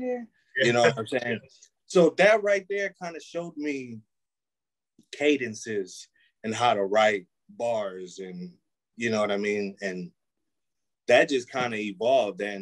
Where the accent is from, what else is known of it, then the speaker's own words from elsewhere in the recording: Milwaukee, Wisconsin, United States; also born or lived in Manhattan, New York; Born in Manhattan, New York. Lived out there to a little bit before my teens, so I would say probably like 9, we moved out here to Milwaukee, and yeah, been here ever since.